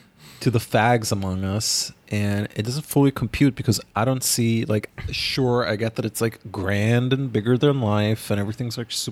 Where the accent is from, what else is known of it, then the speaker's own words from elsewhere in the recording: Ghana; I remember going with my aunt in 2003 in my hometown, Ghana, to see a six-hour-long movie called The Best of Youth